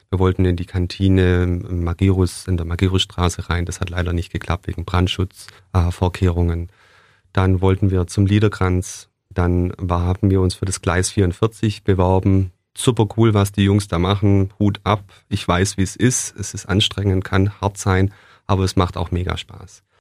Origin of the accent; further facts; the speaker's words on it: Blaubeuren, Baden-Württemberg, Germany; born there; In Blabeuren, also gar nicht so weit weg.